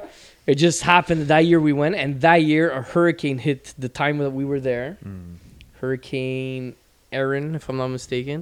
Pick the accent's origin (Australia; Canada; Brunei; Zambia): Canada; Montreal, Quebec; Because I grew up in the East End